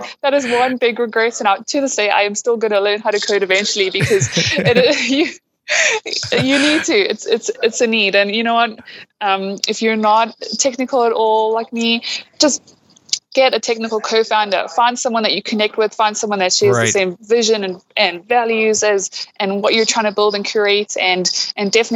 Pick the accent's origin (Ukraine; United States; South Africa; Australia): South Africa; Durban, KwaZulu-Natal; moved away; I know Durban, that's where I'm from originally